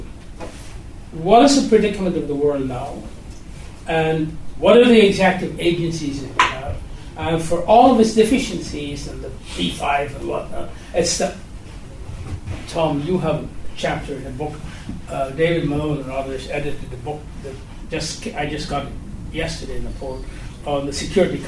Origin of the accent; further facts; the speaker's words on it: Guyana; I was born and raised in Guyana